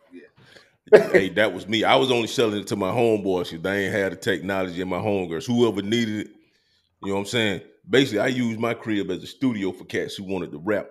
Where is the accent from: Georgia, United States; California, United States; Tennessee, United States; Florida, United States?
Georgia, United States; Columbus; moved away as an adult; also born or lived in San Diego; now in Maryland, United States; I'm from Columbus, Georgia